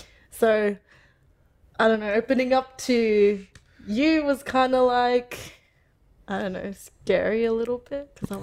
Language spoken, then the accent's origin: English; Darwin, Northern Territory, Australia; I'm from Darwin, Australia, and I'm 26.